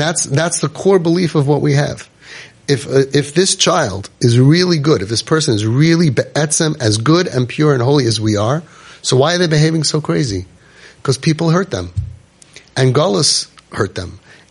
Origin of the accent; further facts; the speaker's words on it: New York City, New York, United States; I'm from Brooklyn